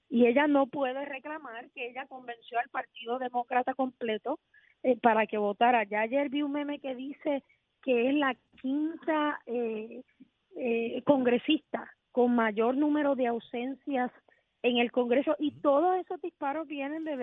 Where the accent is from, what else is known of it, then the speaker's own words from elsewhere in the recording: Puerto Rico; te estoy diciendo cuál es la agenda que yo entiendo como puertorriqueña que debe